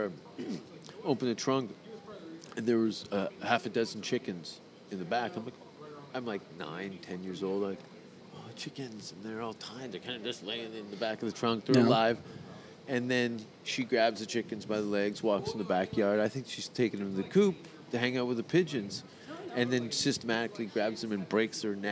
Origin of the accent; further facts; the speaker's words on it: Stoney Creek, Ontario, Canada; I grew up in Stony Creek